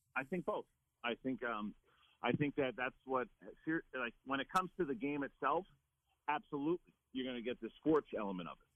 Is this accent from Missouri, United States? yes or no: no; New York, United States; moved away; also born or lived in Los Angeles; I'm from New York.